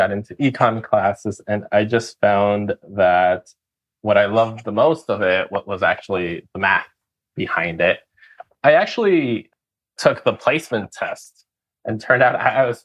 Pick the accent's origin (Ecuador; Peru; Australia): Ecuador; moved away as an adult; now in United States; I'm originally from Ecuador, grew up in a pineapple farm